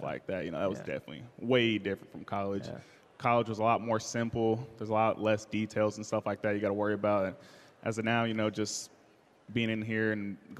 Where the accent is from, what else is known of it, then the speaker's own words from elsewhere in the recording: Southern California, United States; moved away as an adult; now in Seattle, United States; my hometown, California